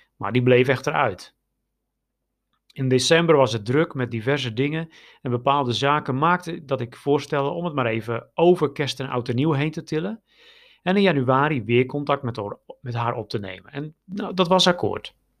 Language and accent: Dutch; Netherlands; now in Romania; wij als Nederlanders